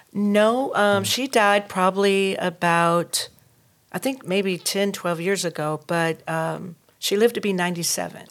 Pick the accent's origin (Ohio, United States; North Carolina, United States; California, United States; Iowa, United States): North Carolina, United States; now in Durham, United States; I'm from Reeseville, North Carolina.